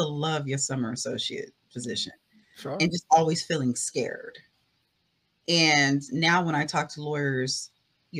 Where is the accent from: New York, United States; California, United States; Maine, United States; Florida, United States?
California, United States; Culver City; That's where I'm from. That's where my family lives